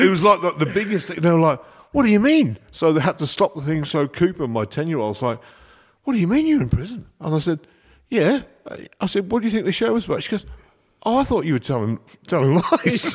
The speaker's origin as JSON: {"language": "English", "town": "Coventry", "region": "West Midlands", "country": "United Kingdom", "tie": "born or raised there", "also_born_or_lived": "London / France", "moved": "as an adult", "lives_now": "Australia", "said": "I was born in Coventry. So yeah. I was in Coventry."}